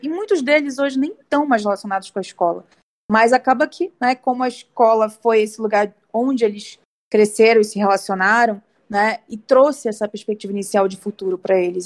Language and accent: Portuguese; Belém, Pará, Brazil; now in São Paulo, Brazil; eu sou de Belém do Pará, Estou né? morando aqui em São Paulo.